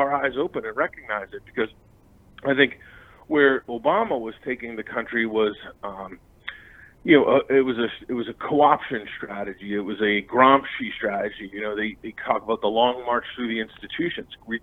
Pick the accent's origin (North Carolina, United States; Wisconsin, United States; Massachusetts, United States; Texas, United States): Massachusetts, United States; Boston; I'm from Boston